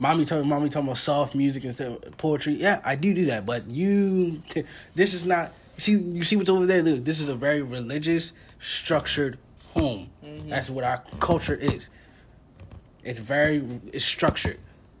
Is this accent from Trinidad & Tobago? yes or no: yes; Trinidad & Tobago; Because I like being Trinidadian. Mm-hmm. I love our culture.